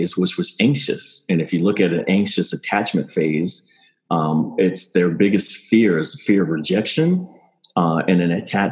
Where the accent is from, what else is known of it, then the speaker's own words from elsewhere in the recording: Maryland, United States; also born or lived in Pacific Palisades / Palm Springs; I grew up in Maryland